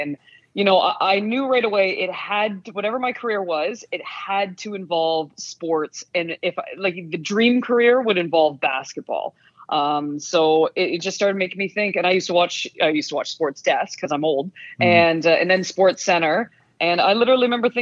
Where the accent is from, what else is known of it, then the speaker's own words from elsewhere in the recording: Canada; accent: Canadian; my Canadian accent